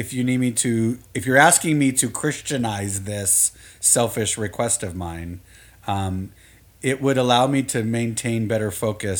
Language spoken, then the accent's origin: English; Southern California, United States; I grew up in the Southern California